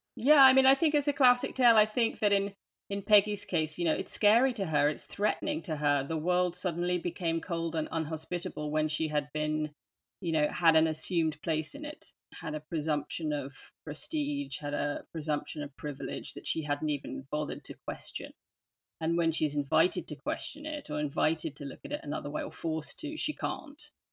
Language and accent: English; London, United Kingdom; accent: English; moved away as an adult; also born or lived in New York, United States; now in France; I grew up in London. So, hence the English accent.